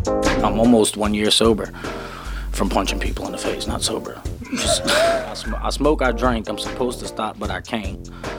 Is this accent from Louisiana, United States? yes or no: yes; New Orleans, Louisiana, United States; now in North Hollywood, United States; I'm from New Orleans, but I'm from the West Bank of New Orleans